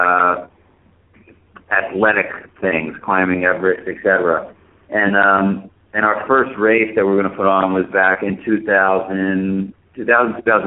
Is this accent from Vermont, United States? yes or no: yes; Vermont, United States; in Vermont, my hometown